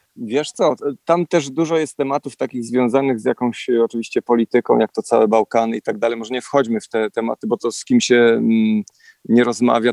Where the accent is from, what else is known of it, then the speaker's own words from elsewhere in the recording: Poland; my jesteśmy tutaj z Polski